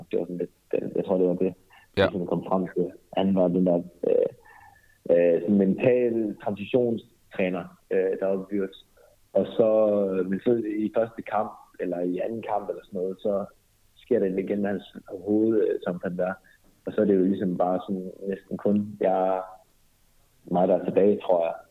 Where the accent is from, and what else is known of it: North Jutland, North Denmark Region, Denmark; born or raised there; moved away as an adult; now in Berlin, Germany